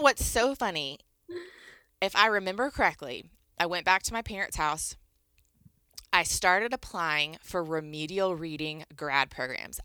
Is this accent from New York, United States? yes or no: no; Northern Virginia, United States; moved away as an adult; I grew up in Northern Virginia, right outside of D C.